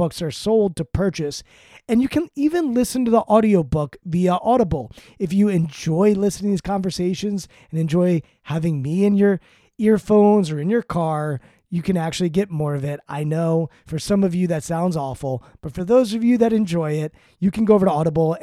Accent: Maryland, United States; I grew up in Maryland. I'm from Maryland. I live in Maryland

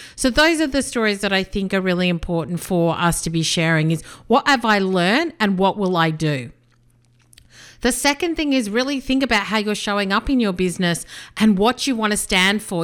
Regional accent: Australia; also born or lived in South Africa / Melbourne / United Kingdom; I was born in South Africa. My parents came to Australia when I was just two

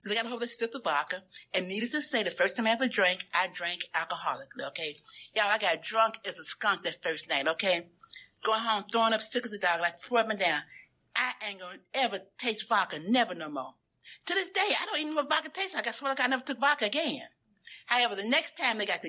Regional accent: Memphis, Tennessee, United States; I grew up in Memphis, Tennessee

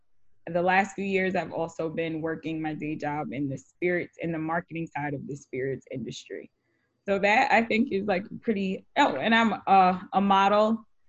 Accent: West Babylon, New York, United States; also born or lived in Wyandanch, New York; I grew up in West Babylon, New York. I recently moved to Wyandanch about 4 or 5 years ago.

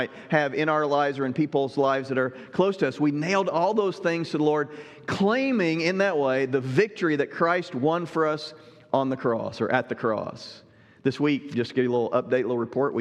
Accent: Southern Illinois, United States; moved away; also born or lived in Southwest Ohio; I grew up in Southern Illinois, you know, served in Southwest Ohio as well

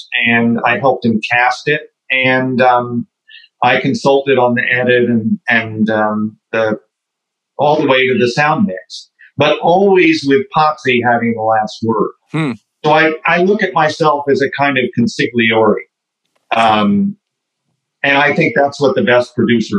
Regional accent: Oklahoma, United States; I grew up in Oklahoma

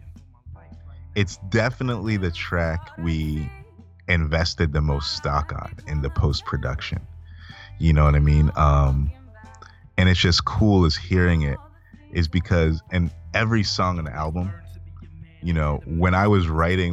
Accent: Malawi; moved away; I'm back home in Malawi

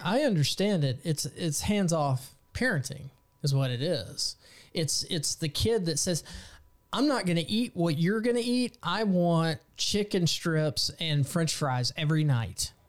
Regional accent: Texas, United States

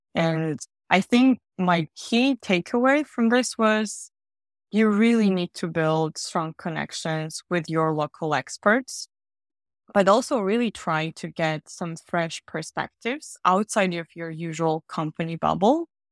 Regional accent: Georgia; moved away as an adult; also born or lived in Riga, Latvia / France / Germany; now in London, United Kingdom; I'm originally from Georgia, the country, not the state

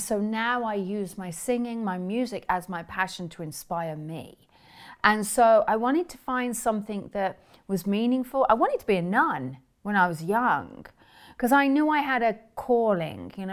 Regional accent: England, United Kingdom; moved away as an adult; now in United States; growing up in England, um, although I live in America now

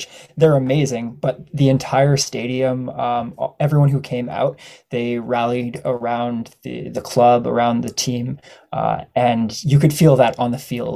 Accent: Ottawa, Ontario, Canada; now in Peterborough, Canada; So I grew up in Ottawa, Bayshore, Nepean area, Bell's Corners

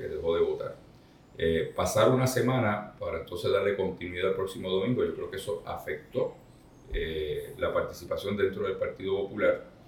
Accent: Isabela, Puerto Rico; mi pueblo de Isabela

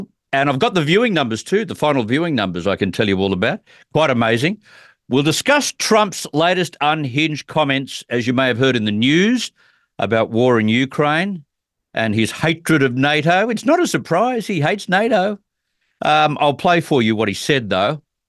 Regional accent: Australia; as an Australian, I'm not as invested

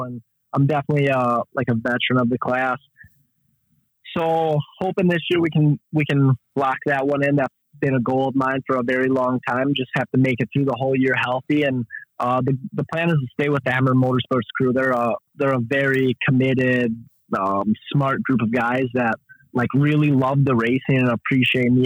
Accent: Kenosha, Wisconsin, United States; I'm from Kenosha, Wisconsin

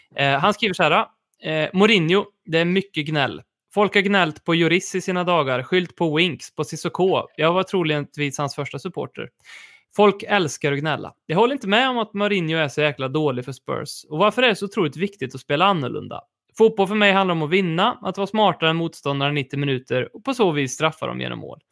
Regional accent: Värmland, Sweden; som vi säger här i Värmland

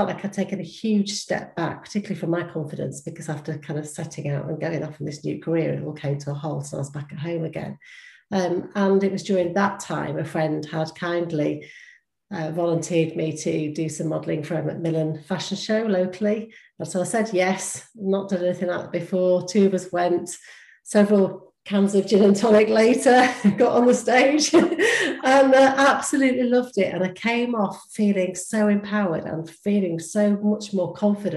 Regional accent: United Kingdom

